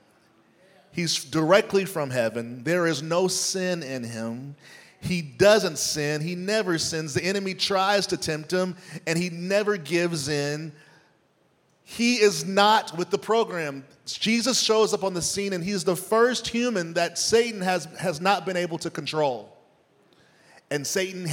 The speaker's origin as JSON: {"language": "English", "country": "United States", "also_born_or_lived": "Nashville, Tennessee", "said": "as an American"}